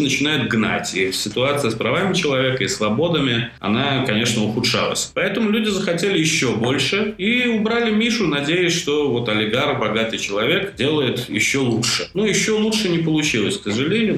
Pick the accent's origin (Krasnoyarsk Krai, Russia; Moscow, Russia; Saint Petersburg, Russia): Moscow, Russia; moved away as an adult; now in Georgia; я живу в Грузии сколько там, восемь лет, и не могу сказать, что я сильно скучаю по Москве, откуда я родом, где я родился, вырос